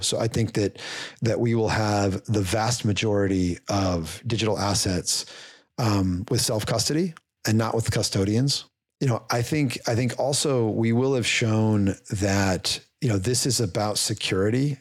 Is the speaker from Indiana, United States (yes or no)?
yes; Indiana, United States; I'm from Indiana